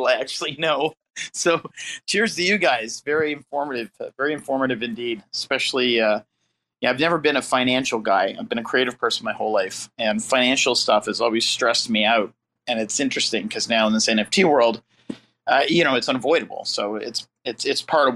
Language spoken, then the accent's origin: English; Canada; moved away as an adult; now in Los Angeles, United States; I'm still here from Canada, although I'm still a Canadian, very proud Canadian